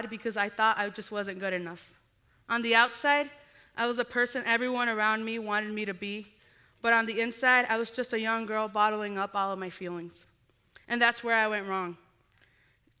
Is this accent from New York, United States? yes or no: no; Muscatine, Iowa, United States; I grew up in Muscatine, Iowa